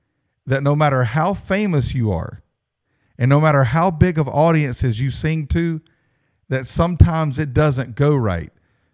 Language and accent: English; Mount Airy, North Carolina, United States; Man, I'm from Mount Airy, North Carolina